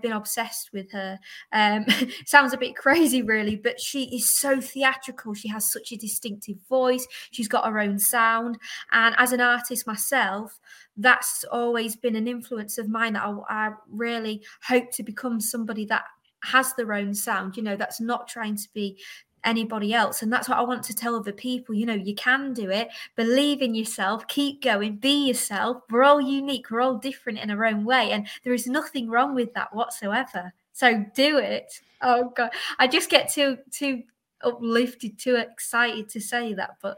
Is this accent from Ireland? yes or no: no; United Kingdom; also born or lived in Cleethorpes; So I'm from Great Britain. I live in a small seaside town in Cleethorpes.